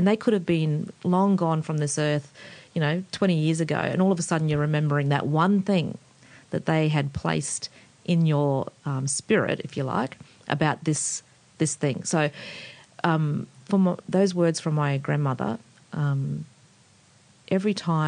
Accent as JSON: {"language": "English", "town": "Woodridge", "region": "Queensland", "country": "Australia", "tie": "born or raised there", "also_born_or_lived": "North Stradbroke Island / East London", "moved": "as an adult", "said": "I grew up in Woodridge."}